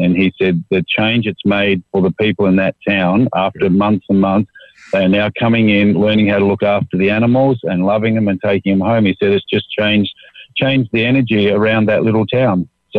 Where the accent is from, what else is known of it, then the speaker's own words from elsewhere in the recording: Australia; being an Aussie